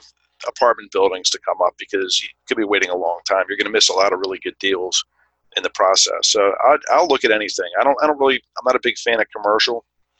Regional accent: Baltimore, Maryland, United States; I grew up in Baltimore, in the Baltimore area, so I'm very familiar with the city

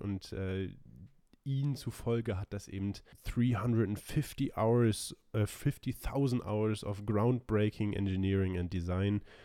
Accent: Germany; als Deutsche

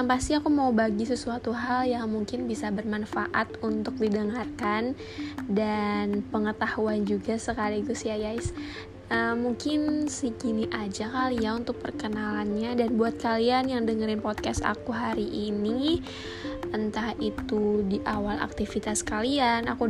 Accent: Banjarmasin, South Kalimantan, Indonesia; Oh iya, aku anak Banjarmasin ya guys, aku asli sini juga.

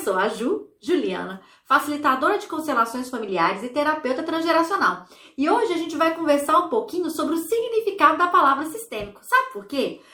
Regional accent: Brazil; now in Ireland; não vivo no Brasil, sou brasileira, mas eu vivo em outro país.

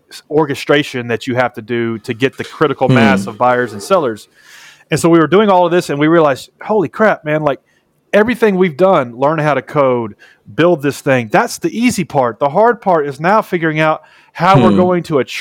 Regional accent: Nashville, Tennessee, United States; I'm from Nashville, Tennessee, which is the home of country music

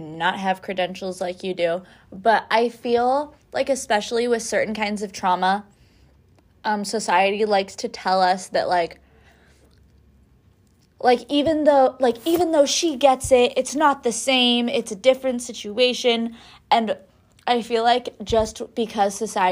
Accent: Humboldt, California, United States; moved away; I'm from Humboldt

